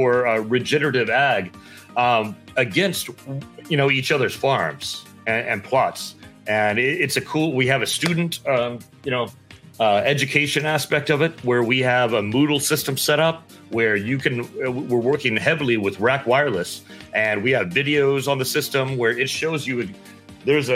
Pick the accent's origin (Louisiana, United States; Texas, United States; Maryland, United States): Texas, United States; Texas panhandle, United States; I grew up in Texas, up in the panhandle, and I grew up like painting fences, stringing barbed wire, working longhorns